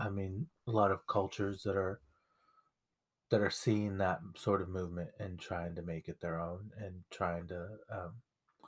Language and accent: English; United States; being Mexican-American, Chicano